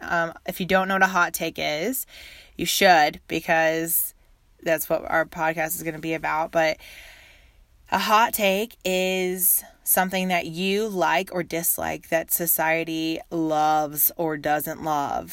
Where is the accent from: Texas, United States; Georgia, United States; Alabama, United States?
Texas, United States; also born or lived in Uganda; I live in Texas, near the Dallas area. And I grew up in Texas